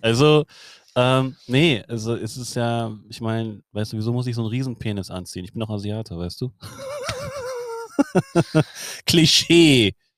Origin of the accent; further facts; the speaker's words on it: Germany; also born or lived in Hamburg; bei uns in Deutschland